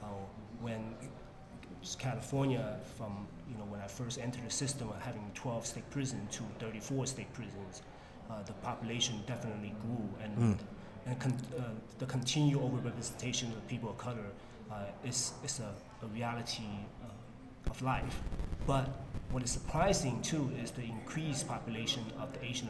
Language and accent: English; Guangzhou, Guangdong, China; moved away; I was born and raised there in Guangzhou